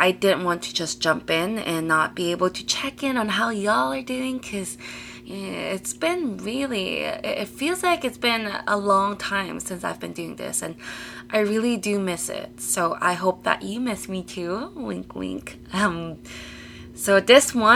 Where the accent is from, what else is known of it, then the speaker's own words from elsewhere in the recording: Toronto, Ontario, Canada; also born or lived in British Columbia; I'm from Toronto